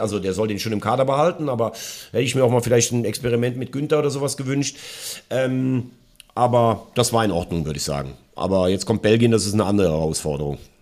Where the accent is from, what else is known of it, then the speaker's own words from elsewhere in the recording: Germany; bei uns in Deutschland